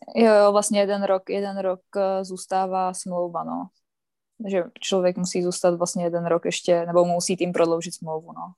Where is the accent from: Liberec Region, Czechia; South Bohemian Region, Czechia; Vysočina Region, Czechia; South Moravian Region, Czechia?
Vysočina Region, Czechia; Třebíč; já vlastně bydlím okolo Třebíče